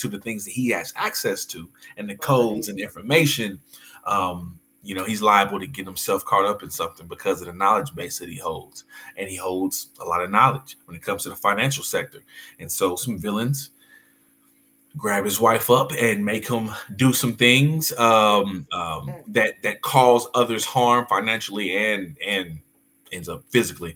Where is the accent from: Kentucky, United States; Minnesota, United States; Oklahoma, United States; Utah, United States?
Oklahoma, United States; Del City; Oklahoma City, Dell City kid